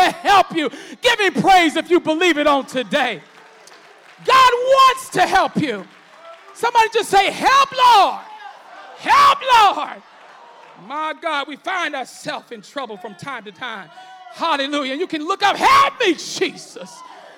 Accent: United States; I'm glad to be an American.

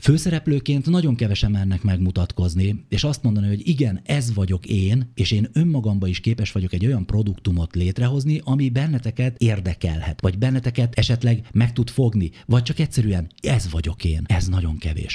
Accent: Kakucs, Pest, Hungary; born or raised there

